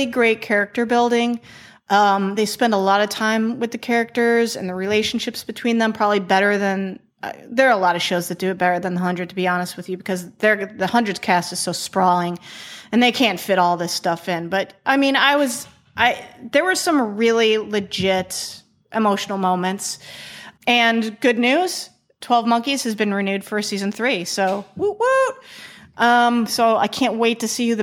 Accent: Chicago, Illinois, United States; I'm from the Midwest. I'm from Chicago

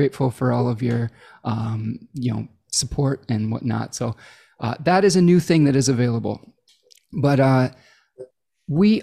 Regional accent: Michigan, United States; Michigan, my home state here

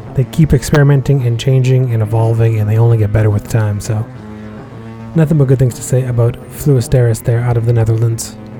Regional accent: Massachusetts, United States; my home state of Mass

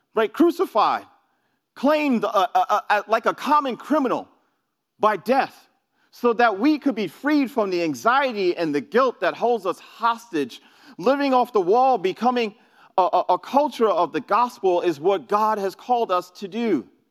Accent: New York City, New York, United States; moved away; I, I'm from New York. I grew up in New York City

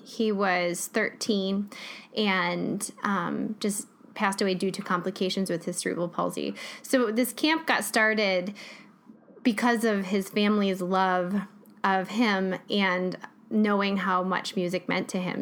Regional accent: Jackson, United States; my hometown

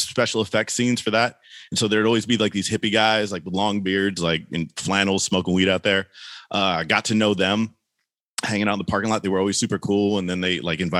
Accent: Oakland, California, United States; also born or lived in Humboldt County; I'm born and raised in East Oakland during the 80s and 90s

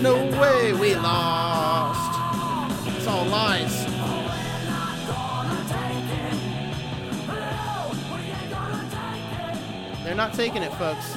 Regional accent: United States; part of being an American

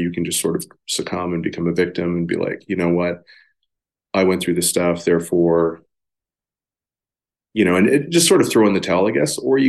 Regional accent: Amsterdam, North Holland, Netherlands; born there; I was born in Amsterdam, Netherlands.

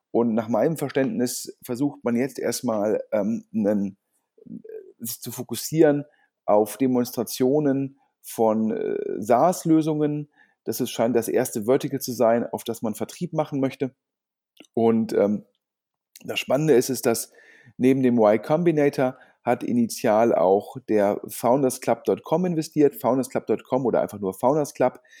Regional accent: Düsseldorf, North Rhine-Westphalia, Germany; generell als Düsseldorfer ähm, finde ich das klasse, dass hier im Umland jetzt mehr passiert

